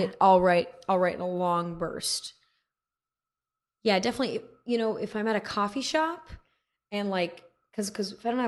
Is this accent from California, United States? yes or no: yes; Manhattan Beach, California, United States; also born or lived in New York; I'm from Manhattan Beach.